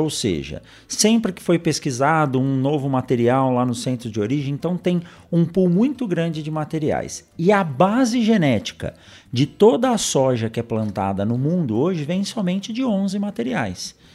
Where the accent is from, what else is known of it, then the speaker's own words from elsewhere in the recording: São Paulo, Brazil; moved away; eu sou nascido em São Paulo, uhum. na capital